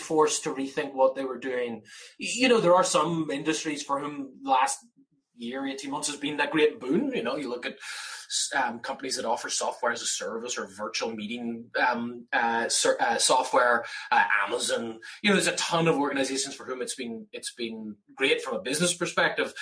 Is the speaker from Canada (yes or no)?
no; Belfast, Northern Ireland, United Kingdom; moved away as an adult; also born or lived in Massachusetts; now in Laguna Beach, United States; growing up in Belfast, where it rained every single day